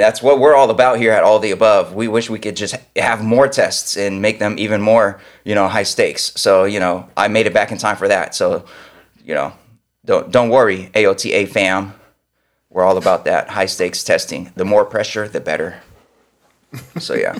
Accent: Sacramento, California, United States; moved away; I grew up in Sacramento

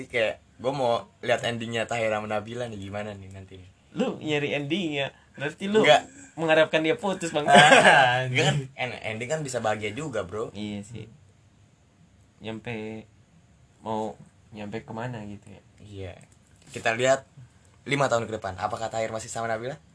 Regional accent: Jakarta, Indonesia; born there; udah gua jelasin kan gua lahir di Jakarta.

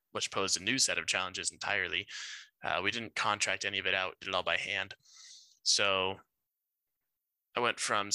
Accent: Grand Junction, Colorado, United States; also born or lived in Glenwood Springs, Colorado / Gilbert, Arizona; I was born in Grand Junction, Colorado, born and raised. I lived there for, I'd say, 17 years

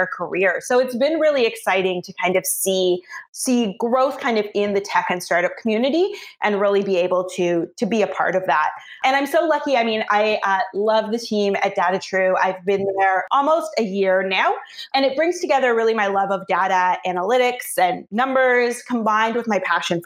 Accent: Toronto, Ontario, Canada; moved away as an adult; now in Vancouver, Canada; I'm a Toronto native, but moved out to the West Coast about 5 years ago.

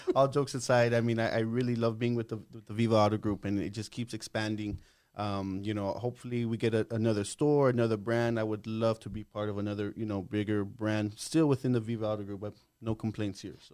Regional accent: El Paso, Texas, United States; I was born here in El Paso. Um, I was born in October

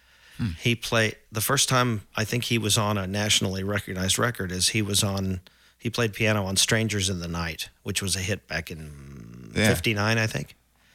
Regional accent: Edmond, Oklahoma, United States; I was born in Oklahoma City, but I grew up in Edmond.

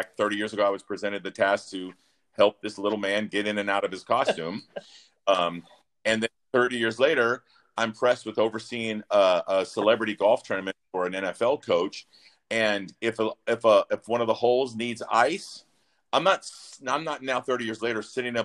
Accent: Mobile, Alabama, United States; moved away as an adult; also born or lived in Charlotte, North Carolina / California; I grew up in Mobile, Alabama, a very small town.

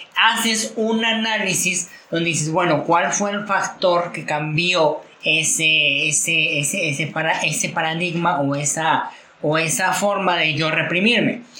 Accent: Mexico; de nuestra sociedad como mexicanos

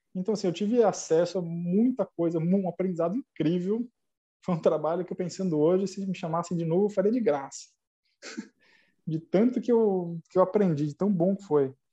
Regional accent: São Paulo, Brazil; eu sou de São Paulo

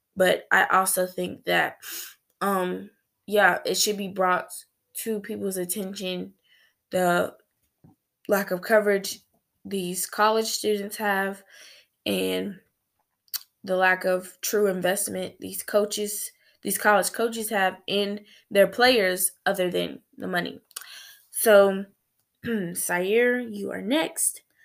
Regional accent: United States; as a black female growing up in America

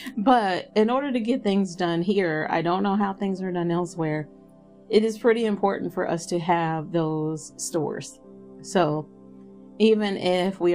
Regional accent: United States; I have no issue being American

